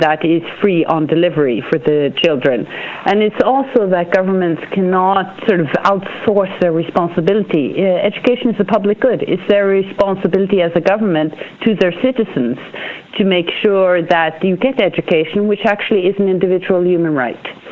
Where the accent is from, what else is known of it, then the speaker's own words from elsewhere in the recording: Norway; I'm from Norway